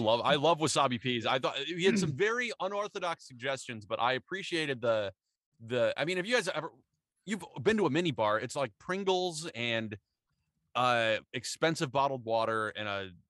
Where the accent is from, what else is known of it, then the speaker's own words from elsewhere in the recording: Michigan, United States; We're all from Michigan.